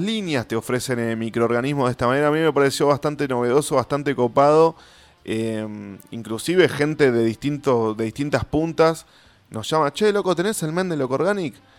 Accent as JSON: {"language": "Spanish", "town": "Avellaneda", "region": "Buenos Aires Province", "country": "Argentina", "said": "yo soy de Avellaneda de Herli"}